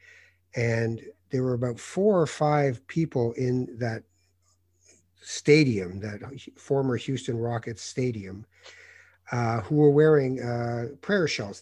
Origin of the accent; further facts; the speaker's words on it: Tangier, Tanger-Tetouan-Al Hoceima, Morocco; moved away; I was born in Tangiers in Morocco. I'm from North Africa